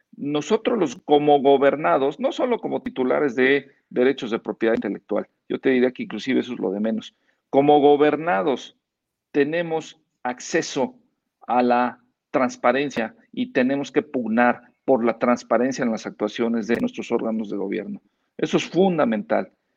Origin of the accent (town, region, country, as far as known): Mexico